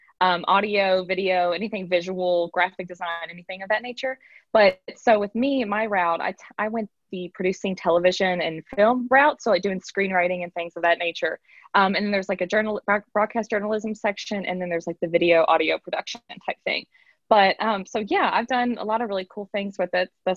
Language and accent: English; Owenton, Kentucky, United States; I'm from Owenton. It's a little town about an hour north of Lexington